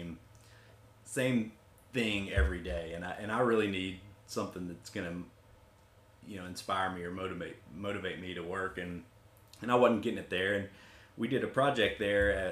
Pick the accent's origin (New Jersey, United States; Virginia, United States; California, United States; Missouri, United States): Virginia, United States; Southwest; also born or lived in Kingsport, Tennessee; now in Austin, United States; I grew up in Southwest Virginia, actually, not terribly far from here, about 4 hours. And grew up on a farm, family farm, tobacco farm.